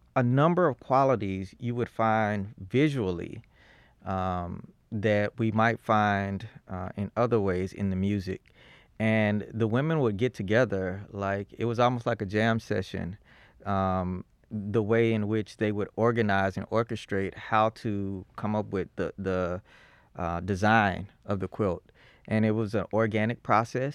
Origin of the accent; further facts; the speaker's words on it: Fort Worth, Texas, United States; moved away as an adult; also born or lived in Boston / New Haven; I was born in Fort Worth